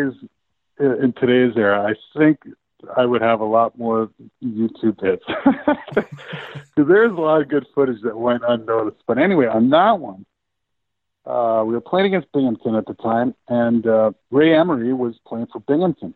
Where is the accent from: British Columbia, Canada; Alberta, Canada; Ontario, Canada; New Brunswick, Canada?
Alberta, Canada; Medicine Hat; moved away; also born or lived in Troy, New York (RPI); my best buddy that we grew up together playing in Medicine Hat